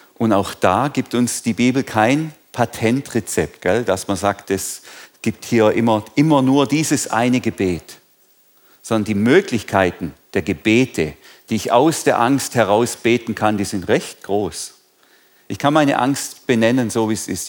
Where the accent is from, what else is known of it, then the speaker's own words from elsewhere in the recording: Germany; sind wir Deutsche